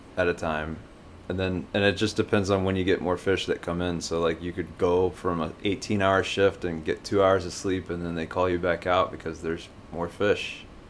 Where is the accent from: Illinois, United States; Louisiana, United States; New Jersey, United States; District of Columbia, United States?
Louisiana, United States; Baton Rouge; also born or lived in New Orleans; I grew up in Baton Rouge. Um, lived in New Orleans for a little while while I was a kid, and moved here after Katrina, and pretty much just lived in Baton Rouge ever since